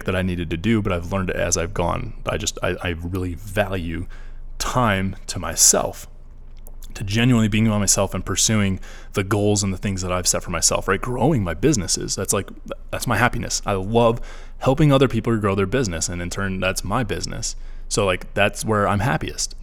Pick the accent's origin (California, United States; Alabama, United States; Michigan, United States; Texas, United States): Michigan, United States; moved away as an adult; I'm from Michigan